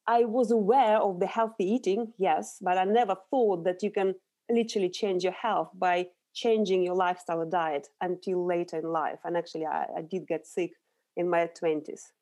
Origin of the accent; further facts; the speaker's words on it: Urals, Russia; moved away as an adult; now in London, United Kingdom; So I grew up in Russia. I was born in the very industrial area of Russia, in the Urals.